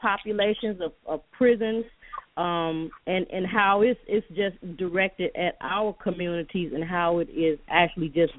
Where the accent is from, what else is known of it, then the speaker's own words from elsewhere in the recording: Chicago, Illinois, United States; I grew up in Chicago, two blocks from the Final Call